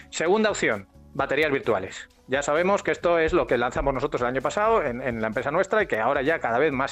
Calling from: Alcalá de Guadaíra, Andalusia, Spain; Buenos días … de Alcalá de Guadaira.

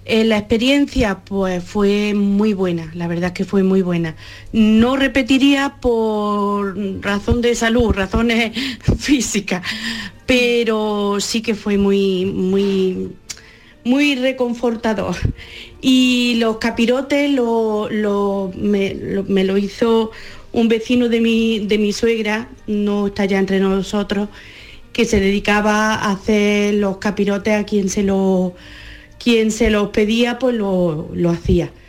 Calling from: Bailén, Andalusia, Spain; de Bailén

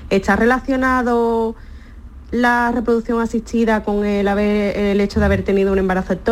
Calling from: Cádiz, Andalusia, Spain; Hola, buenas tardes. … de Cádiz.

